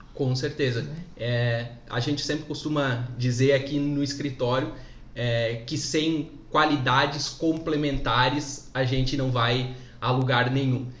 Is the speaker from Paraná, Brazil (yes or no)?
no; Palmitos, Santa Catarina, Brazil; also born or lived in Jaraguá do Sul; Sou natural de Palmitos, aqui em Santa Catarina, mas sou um apaixonado por Jaraguá do Sul